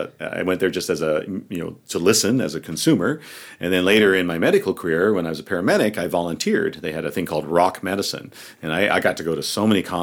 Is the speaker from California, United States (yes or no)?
yes; Bay Area, California, United States; moved away; also born or lived in Pacifica, California; Growing up in the Bay Area